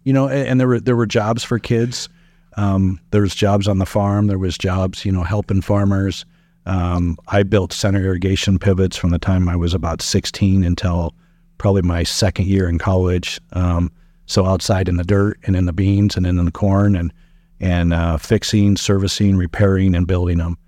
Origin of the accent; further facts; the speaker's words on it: Sutton, Nebraska, United States; also born or lived in Meade, Nebraska / Fremont, Nebraska / Hastings, Nebraska; my living in Sutton and calling that my hometown